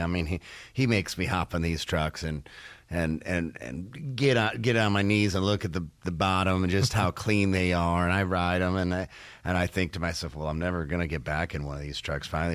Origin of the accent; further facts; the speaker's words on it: Detroit, Michigan, United States; moved away; I'm from Detroit originally